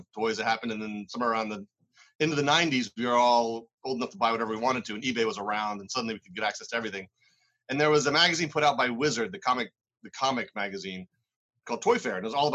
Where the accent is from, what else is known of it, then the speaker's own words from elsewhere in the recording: Maryland, United States; moved away as an adult; now in New England, United States; I grew up in Maryland